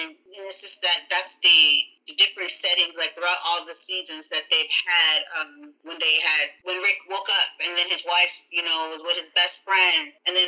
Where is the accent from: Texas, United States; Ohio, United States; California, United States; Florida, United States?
California, United States; San Diego; San Diego.